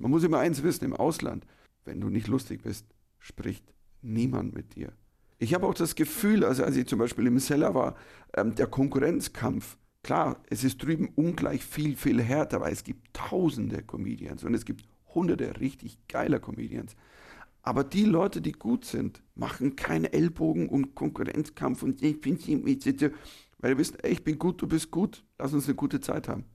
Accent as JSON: {"language": "German", "country": "Germany", "said": "Ich war der erste Deutsche ever"}